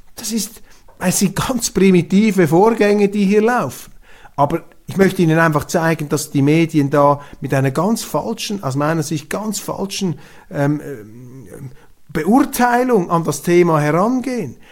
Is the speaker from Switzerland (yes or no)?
yes; Switzerland; als Schweizer